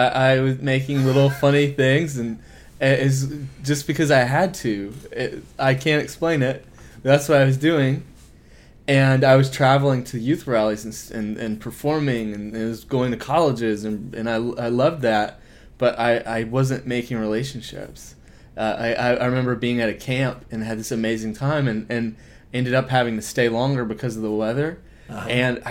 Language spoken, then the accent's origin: English; Henderson, Tennessee, United States; Right between Nashville and Memphis, in a town about the size of this hotel, Henderson.